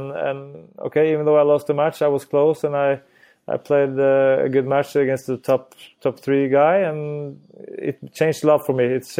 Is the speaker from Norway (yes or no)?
yes; Norway; English is a second language; Well, I think it's we're still a small country where skiing is a lot very more popular than tennis.